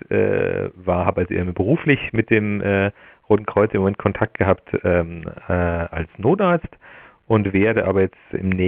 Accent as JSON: {"language": "German", "town": "Laufen an der Salzach", "region": "Bavaria", "country": "Germany", "said": "also ich komme aus Laufen an der Salzach, das ist ja ein Ort äh, an der Salzburger Grenze."}